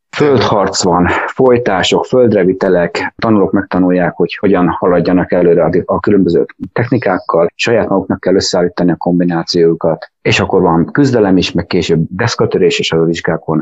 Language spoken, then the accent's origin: Hungarian; Tatabánya, Komárom-Esztergom, Hungary; Én tatabányai vagyok, úgyhogy a tatabányai, akkor még tatabányi bányás sportklub volt, és én ott úsztam